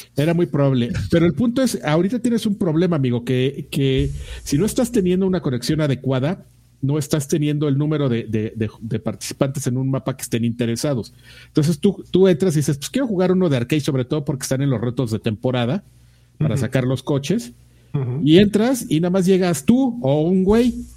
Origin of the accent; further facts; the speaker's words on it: Mexico; soy mexicano